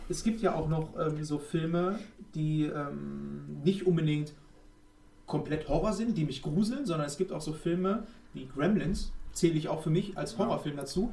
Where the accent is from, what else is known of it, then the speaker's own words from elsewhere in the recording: Germany; wir sind alle Deutsche